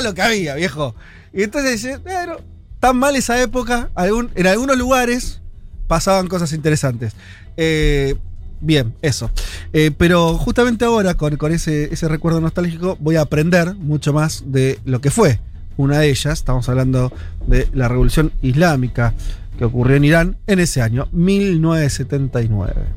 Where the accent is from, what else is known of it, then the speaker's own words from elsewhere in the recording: Argentina; yo nací en Argentina